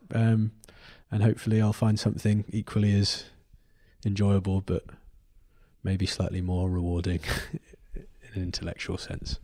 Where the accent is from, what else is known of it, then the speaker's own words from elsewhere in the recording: Cornwall, South West England, United Kingdom; to think of myself as Cornish